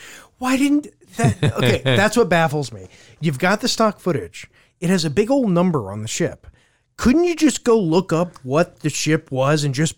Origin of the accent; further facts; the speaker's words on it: Louisiana, United States; I'm from Louisiana